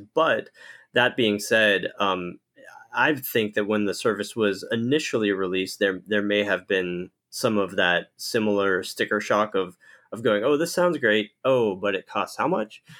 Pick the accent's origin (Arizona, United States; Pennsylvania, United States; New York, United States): Pennsylvania, United States; Pittsburgh; I grew up in Pittsburgh, Pennsylvania